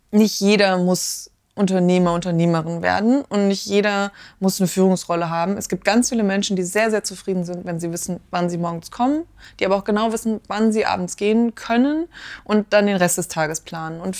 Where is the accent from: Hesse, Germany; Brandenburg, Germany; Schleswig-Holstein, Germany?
Hesse, Germany; Marburg; ich bin klar, Marburgerin, ne? bisschen Lokalpatriotismus darf auch sein, aber natürlich komme ich aus Mittelhessen, ganz klar.